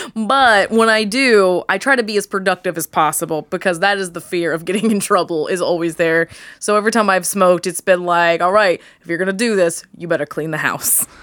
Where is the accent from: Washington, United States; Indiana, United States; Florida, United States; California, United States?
Indiana, United States; New Castle; I'm from Newcastle, which is, like, east of Indy